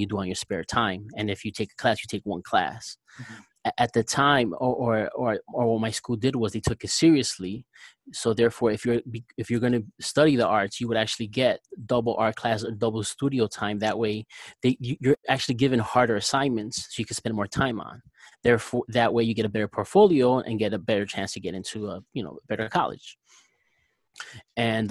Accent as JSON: {"language": "English", "town": "Newark", "region": "New Jersey", "country": "United States", "tie": "born or raised there", "said": "I grew up in Newark, New Jersey."}